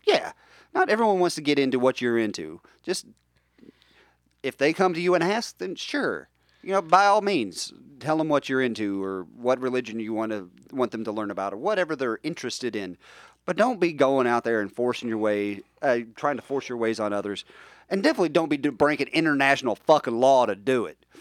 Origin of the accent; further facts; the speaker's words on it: West Virginia, United States; I grew up in West Virginia